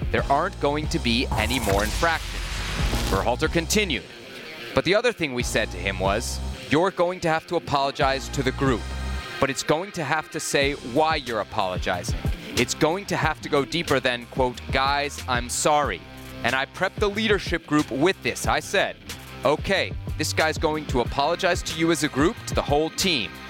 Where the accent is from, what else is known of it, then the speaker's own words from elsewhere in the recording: Washington, District of Columbia, United States; my my hometown of Washington.